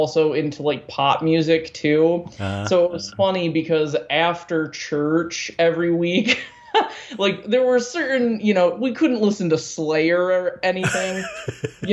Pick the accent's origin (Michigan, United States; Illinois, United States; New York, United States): Michigan, United States; Muskegon; also born or lived in Tennessee; when we were 9, we moved back to Muskegon, and we were in Muskegon all through high school